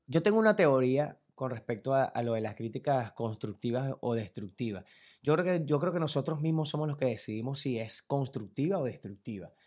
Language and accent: Spanish; Turén, Portuguesa, Venezuela; mi mamá era directora de una Casa de la Cultura del pueblo donde yo vivía, en Turén, de donde soy realmente